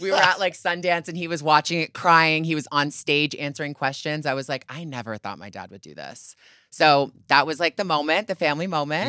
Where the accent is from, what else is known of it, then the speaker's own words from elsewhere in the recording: Canada; moved away; I grew up in Canada